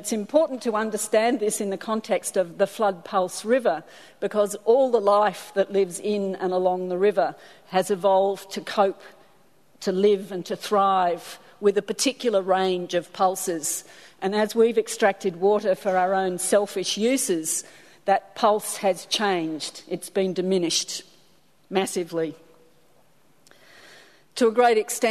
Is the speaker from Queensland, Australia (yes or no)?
yes; Warwick, Queensland, Australia; I'm from Warwick on the Darling Downs